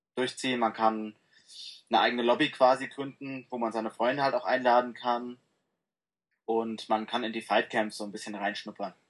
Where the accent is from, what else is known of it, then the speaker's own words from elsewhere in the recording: Frankfurt am Main, Hesse, Germany; Ich äh, komme aus dem wunderschönen Frankfurt am Main in Hessen.